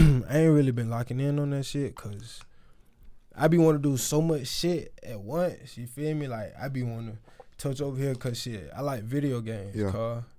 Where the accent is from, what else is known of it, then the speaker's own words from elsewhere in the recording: Albany, Georgia, United States; I'm from Albany